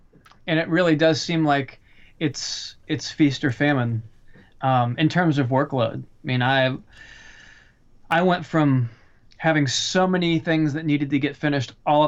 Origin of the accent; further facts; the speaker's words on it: the South, United States; I lived in LA for a while, but I was born in the South.